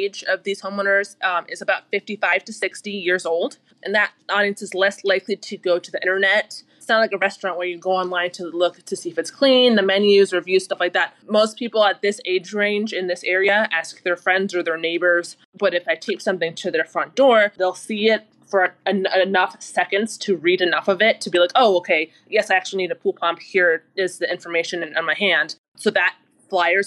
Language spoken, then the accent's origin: English; Los Angeles, California, United States; I am from Los Angeles and I own Green Solutions